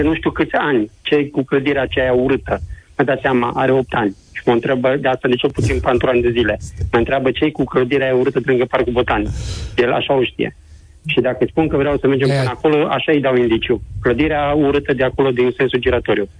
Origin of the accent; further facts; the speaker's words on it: Timișoara, Timiș County, Romania; sunt din Timișoara, dar când zic că sunt din Timișoara, sunt chiar timișorean, timișorean